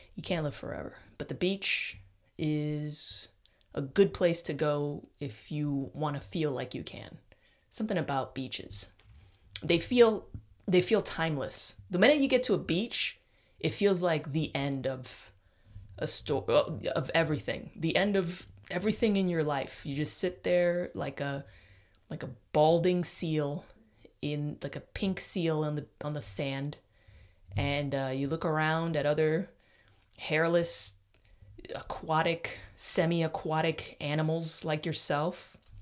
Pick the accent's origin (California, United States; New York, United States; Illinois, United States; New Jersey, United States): New York, United States; moved away as an adult; now in Austin, United States; I'm stuck up about being from New York, as all New Yorkers are.